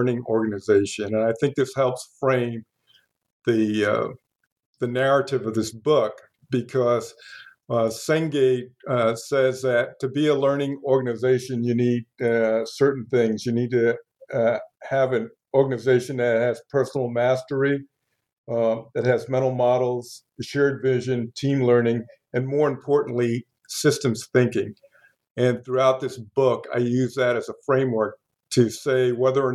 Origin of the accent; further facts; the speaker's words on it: New York City, New York, United States; I grew up in New York City a while ago, and in a very diverse area